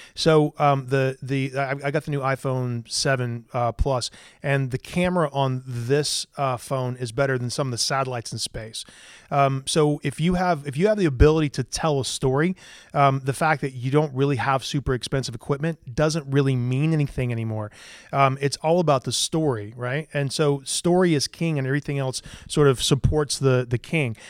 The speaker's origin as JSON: {"language": "English", "town": "Greenville", "region": "South Carolina", "country": "United States", "tie": "born or raised there", "also_born_or_lived": "Columbia, South Carolina / Charleston, South Carolina", "said": "I lived in Greenville, South Carolina until I was about nineteen years old"}